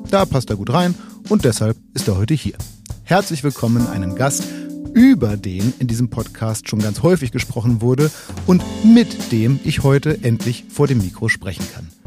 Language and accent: German; Munich, Bavaria, Germany; also born or lived in Tegernsee; Ich bin in München aufgewachsen.